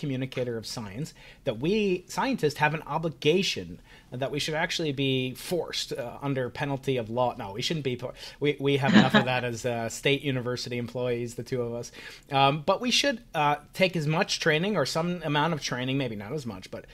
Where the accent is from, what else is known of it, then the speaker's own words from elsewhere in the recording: New York, United States; I'm a New Yorker